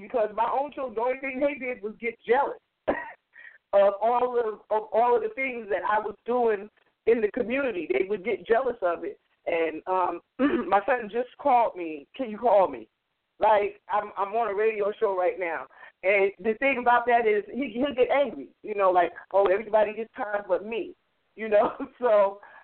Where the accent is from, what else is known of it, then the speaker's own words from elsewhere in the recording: New York, United States; now in New Jersey, United States; I grew up in New York